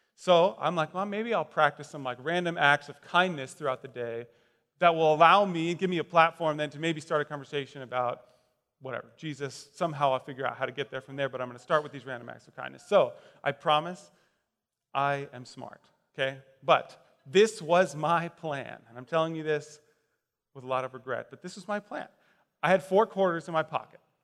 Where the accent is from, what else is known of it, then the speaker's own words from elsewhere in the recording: Westfield, Indiana, United States; I grew up in Westfield, Indiana.